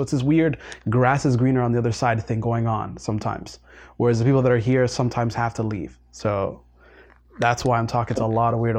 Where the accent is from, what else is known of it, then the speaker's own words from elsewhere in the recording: Toronto, Ontario, Canada; growing up in Toronto